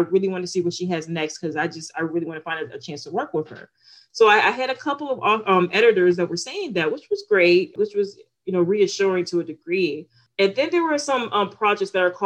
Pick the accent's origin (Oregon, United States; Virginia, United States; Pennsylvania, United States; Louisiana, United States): Virginia, United States; Newport News; also born or lived in California; my experience of growing up in Newport News